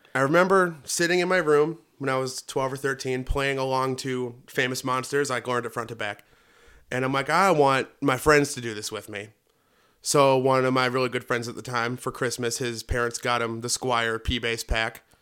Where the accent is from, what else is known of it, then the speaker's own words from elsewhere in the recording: Northwest Indiana, United States; I grew up in Northwest Indiana